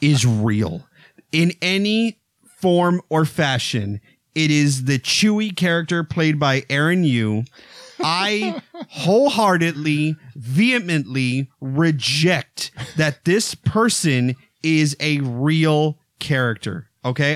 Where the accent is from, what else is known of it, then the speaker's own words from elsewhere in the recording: Texas, United States; I grew up in Texas. I grew up on a ranch